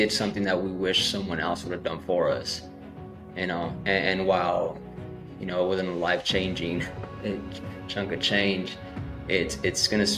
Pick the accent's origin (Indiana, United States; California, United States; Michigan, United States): California, United States; Salinas; I'm from Salinas, California